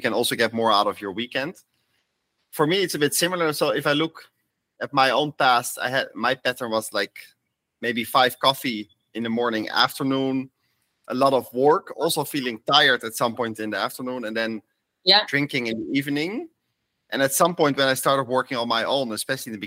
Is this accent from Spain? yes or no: no; Netherlands; moved away as an adult; also born or lived in Amsterdam; I'm also from the Netherlands